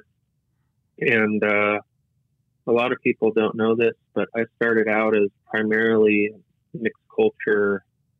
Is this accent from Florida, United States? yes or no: no; El Segundo, California, United States; He's the owner of El Segundo Brewery Company in my hometown